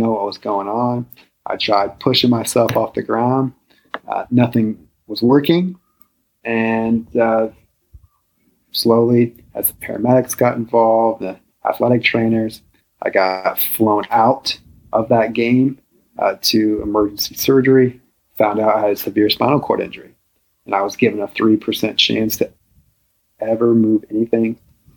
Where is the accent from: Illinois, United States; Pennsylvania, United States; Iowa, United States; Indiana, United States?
Iowa, United States; a small town in; I'm from a small town in Iowa. I grew up in the Midwest